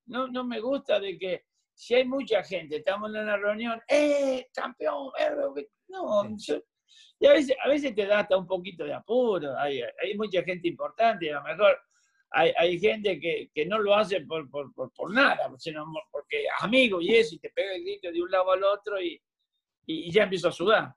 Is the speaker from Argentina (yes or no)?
yes; Argentina; moved away as an adult; also born or lived in Bristol, Connecticut, United States; now in Florida, United States; nací en la Argentina y tenemos los cuatro climas